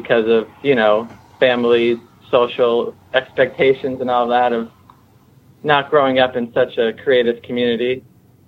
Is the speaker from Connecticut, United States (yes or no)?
yes; Connecticut, United States; I grew up in Connecticut, which is sort of Lyme City.